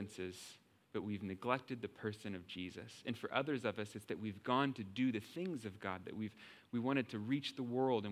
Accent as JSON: {"language": "English", "region": "Texas", "country": "United States", "said": "I'm from Texas"}